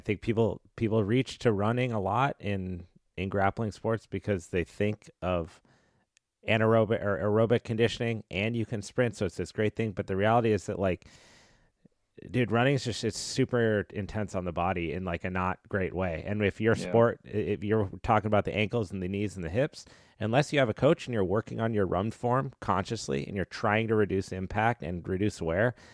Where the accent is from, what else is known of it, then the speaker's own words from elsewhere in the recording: Colorado, United States; moved away as an adult; also born or lived in Los Angeles, United States; now in San Diego, United States; I grew up in Colorado and moved